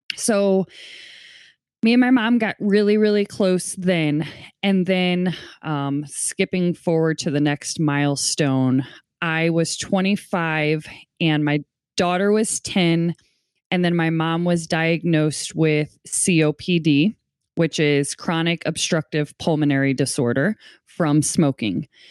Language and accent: English; St. Louis, Missouri, United States; also born or lived in Portland, Oregon; I'm from Saint Louis, Missouri